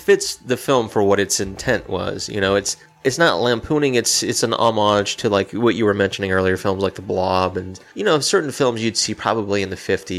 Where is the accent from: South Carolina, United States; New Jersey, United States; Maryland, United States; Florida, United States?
South Carolina, United States; Spartanburg; my hometown in Spartanburg